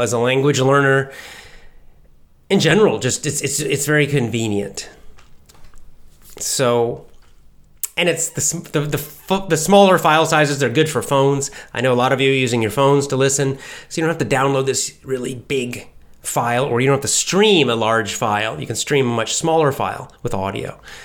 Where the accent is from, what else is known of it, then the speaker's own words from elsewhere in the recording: Southeast United States, United States; accent: standard American; I can do a bit of a Southern American accent, the Southeast part of the United States, 'cause I grew up there